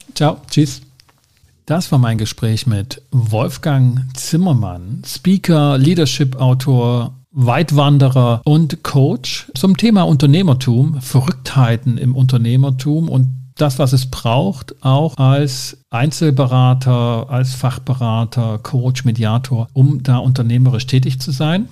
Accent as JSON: {"language": "German", "area": "Ore Mountains", "region": "Saxony", "country": "Germany", "said": "ich komme aus dem Erzgebirge"}